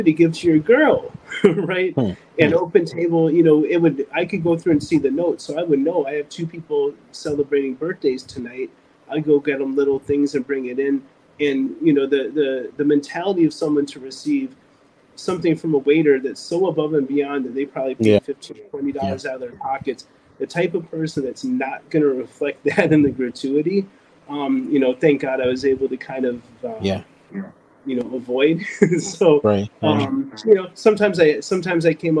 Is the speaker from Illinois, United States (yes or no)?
yes; Evanston, Illinois, United States; moved away; I was raised in South Evanston, and my family loved me